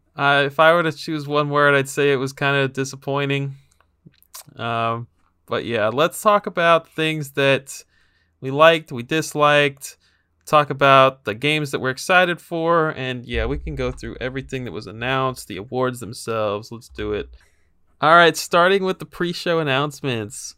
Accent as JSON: {"language": "English", "region": "Texas", "country": "United States", "tie": "born or raised there", "said": "my home state of Texas"}